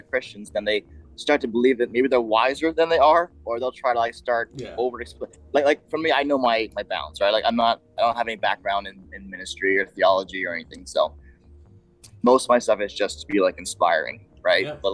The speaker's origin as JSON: {"language": "English", "country": "Bahamas", "tie": "born or raised there", "said": "I grew up in the Bahamas"}